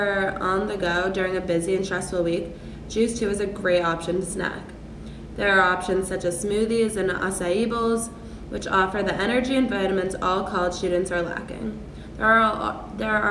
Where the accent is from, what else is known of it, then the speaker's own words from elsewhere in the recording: Boston, Massachusetts, United States; moved away as an adult; now in Columbus, United States; I am a current freshman living in Park Stradley at The Ohio State University, and I am from Boston, Massachusetts